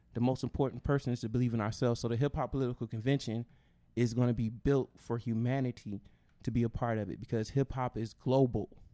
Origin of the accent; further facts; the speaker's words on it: West Coast, United States; I'm from the West Coast